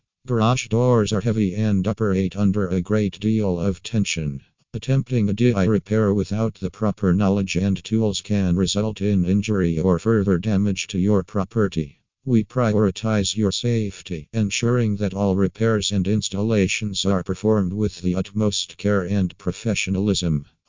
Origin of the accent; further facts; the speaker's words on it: Maryland, United States; from Maryland and USA.